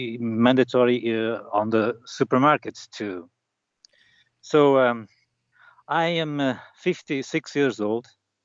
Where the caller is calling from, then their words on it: Norte, Portugal; North Portugal.